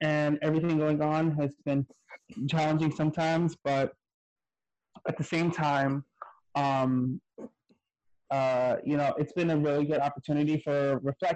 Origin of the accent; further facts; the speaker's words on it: New York City, New York, United States; I grew up in the projects, Claremont Village Projects off of Webster Ave, and Third Avenue.